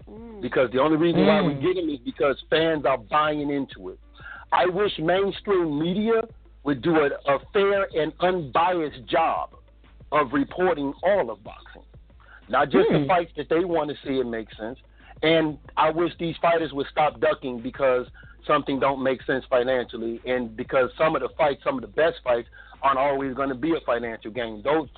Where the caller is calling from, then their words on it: Chicago, Illinois, United States; I'm calling from Chicago. … from Truth and Facts Boxing.